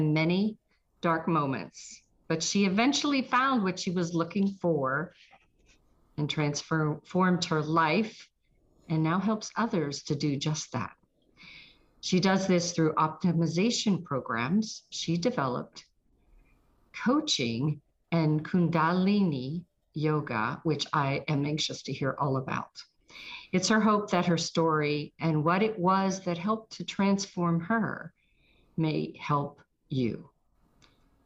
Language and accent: English; Trafford, Pennsylvania, United States; also born or lived in South Park, Pennsylvania; now in Roswell, United States; I'm from Trafford or near Monroeville